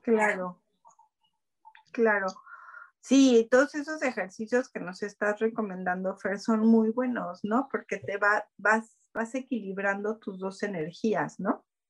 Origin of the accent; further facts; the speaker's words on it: Mexico; sí soy mexicana.